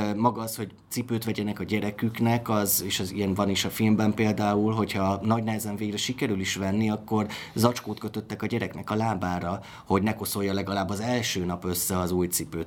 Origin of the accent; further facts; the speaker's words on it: Miskolc, Borsod-Abaúj-Zemplén, Hungary; Miskolci vagyok